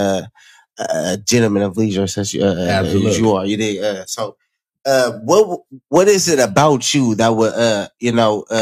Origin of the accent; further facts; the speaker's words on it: Oakland, California, United States; I'm from Oakland